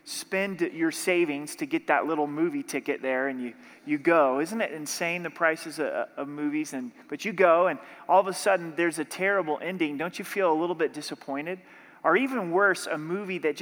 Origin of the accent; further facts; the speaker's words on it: Southern Oregon, United States; I grew up in Southern Oregon